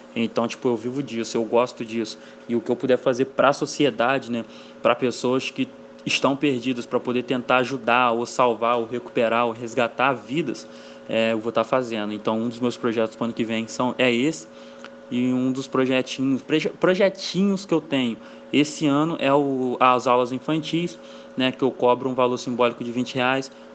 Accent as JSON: {"language": "Portuguese", "town": "Valença", "country": "Brazil", "tie": "born or raised there", "said": "sou nascido criado aqui em Valença mesmo"}